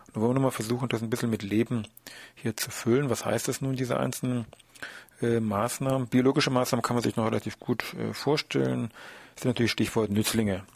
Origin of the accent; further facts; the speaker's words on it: Germany; bei uns in Deutschland